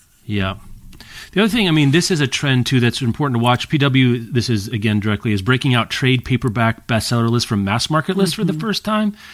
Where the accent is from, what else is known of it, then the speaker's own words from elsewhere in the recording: Lawrence, Kansas, United States; my hometown of Lawrence and its county